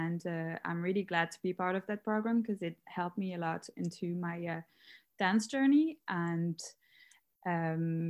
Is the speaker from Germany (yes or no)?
no; Paris, Île-de-France, France; moved away as an adult; now in Dublin, Ireland; I'm from Paris. I moved to Dublin a few years ago, 2 years ago.